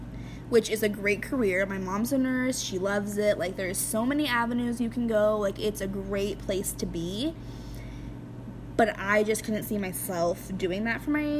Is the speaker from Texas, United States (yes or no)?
no; Grangeville, Idaho, United States; also born or lived in Lewiston, Idaho; always have, like, loved Idaho, loves my hometown.